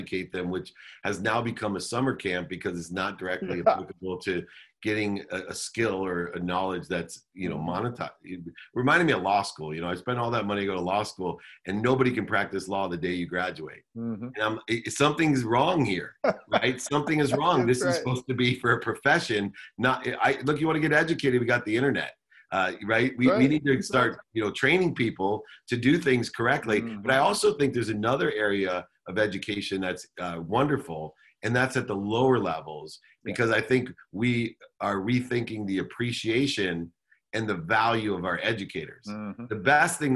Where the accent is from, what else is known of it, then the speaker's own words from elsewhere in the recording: Southern California, United States; also born or lived in Akron, Ohio / Los Angeles; grew up in Akron, Ohio till I was 9, moved to Southern California, went to college in Los Angeles.